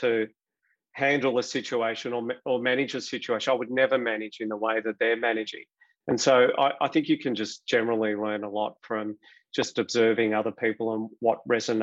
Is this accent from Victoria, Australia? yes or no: yes; Melbourne, Victoria, Australia; born or raised there